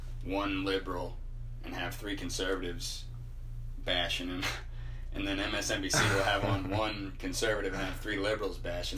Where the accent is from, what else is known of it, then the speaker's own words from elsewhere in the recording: Dayton, Ohio, United States; moved away as an adult; also born or lived in Northern Kentucky; now in Texas, United States; I grew up in Dayton, Ohio